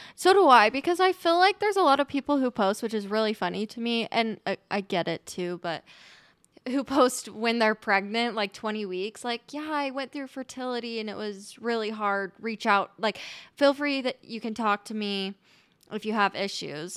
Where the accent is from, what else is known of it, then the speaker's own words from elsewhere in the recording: Utah, United States; also born or lived in New Zealand / Colorado; pretty much born and raised in Utah, lived in New Zealand